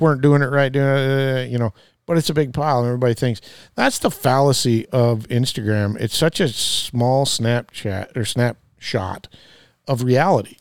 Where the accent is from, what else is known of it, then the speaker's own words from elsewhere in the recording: Midwest, United States; I come from the Midwest